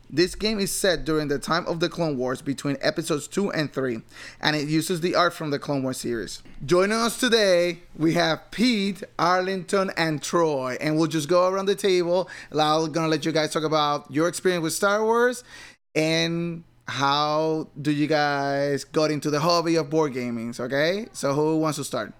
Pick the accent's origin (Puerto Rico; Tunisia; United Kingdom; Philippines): Puerto Rico; I grew up in Puerto Rico